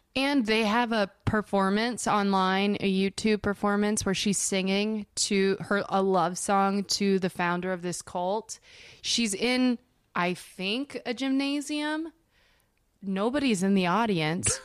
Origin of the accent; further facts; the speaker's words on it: Denver, Colorado, United States; now in Los Angeles, United States; in Denver where I'm from